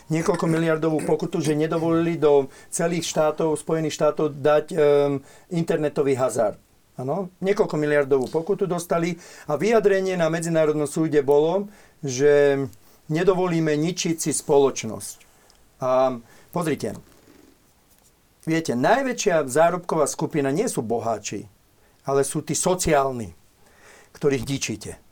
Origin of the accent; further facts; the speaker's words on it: Bratislava, Bratislava Region, Slovakia; som vyrastal v Bratislave